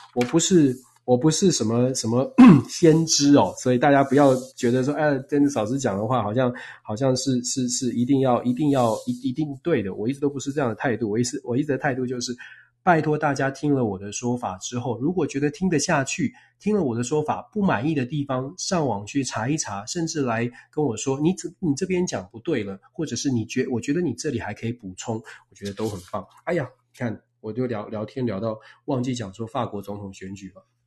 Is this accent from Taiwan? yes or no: yes; Taiwan; 我在台湾出生长大